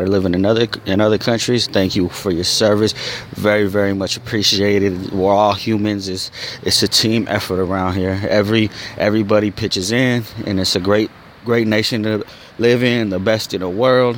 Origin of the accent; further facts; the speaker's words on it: Arizona, United States; I'm from Arizona